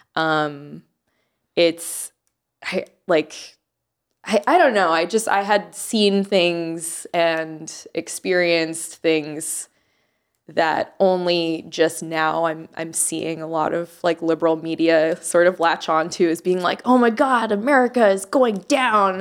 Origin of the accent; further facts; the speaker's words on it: Jacksonville, Florida, United States; also born or lived in Miami, Florida; I moved to Jacksonville when I was in middle school.